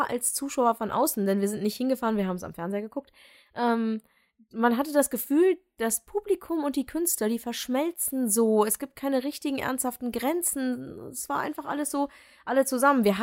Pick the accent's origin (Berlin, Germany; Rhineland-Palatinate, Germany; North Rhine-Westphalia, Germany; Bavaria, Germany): North Rhine-Westphalia, Germany; Düsseldorf; ist es dann auch noch meine Heimatstadt